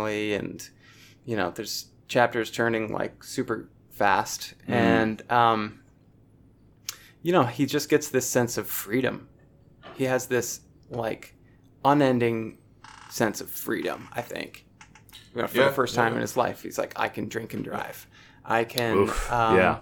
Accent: United States; I'm an American

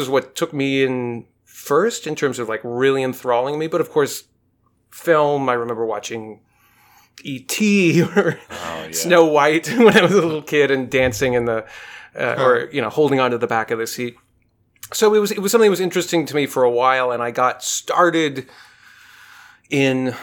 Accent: Portland, Oregon, United States; I'm originally from Portland, Oregon

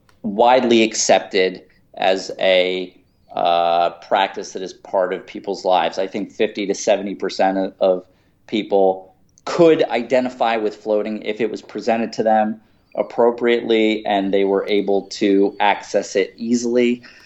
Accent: Philadelphia, Pennsylvania, United States; Southwest Philadelphia, actually.

